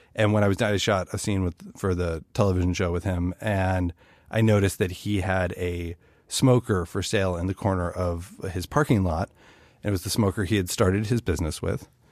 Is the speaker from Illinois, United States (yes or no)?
yes; Chicago, Illinois, United States; I'm from Chicago, which is a city with its own barbecue traditions